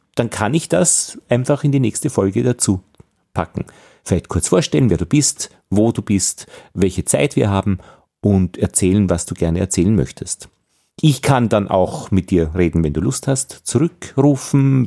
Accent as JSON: {"language": "German", "country": "Austria", "said": "als Österreicher"}